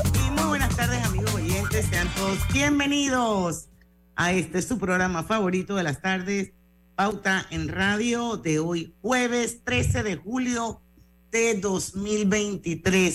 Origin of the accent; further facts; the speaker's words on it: Panama; todos somos panameños, todos los que vivimos aquí